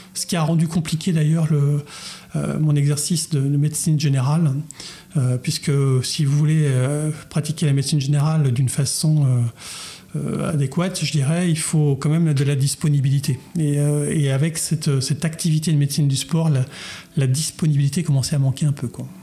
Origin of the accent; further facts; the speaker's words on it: Chartres, Centre-Val de Loire, France; je, suis un chartrain de pure souche, puisque je suis né à Chartres, j'ai grandi